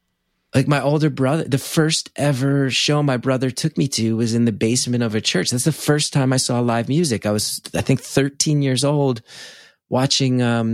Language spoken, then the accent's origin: English; West Orange, New Jersey, United States; That was in my hometown of West Orange.